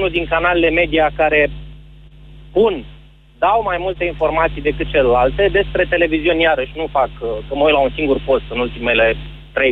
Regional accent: Moldavia, Romania; vin din versiunea mai săracă a României

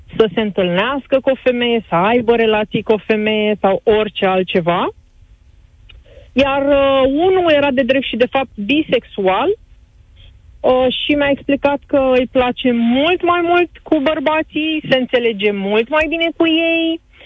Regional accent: Romania; noi ca români

